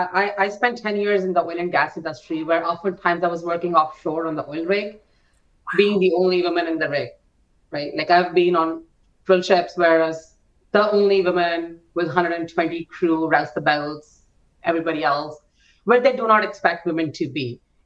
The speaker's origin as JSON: {"language": "English", "country": "India", "also_born_or_lived": "France / Canada", "second_language": "English", "moved": "yes", "lives_now": "United States", "said": "English is not my first language either, right? I came to States 12 years ago and I've lived in France for a little bit, English, US for a bit, Canada for a bit, and I'm from India. So like my accent is all over the place."}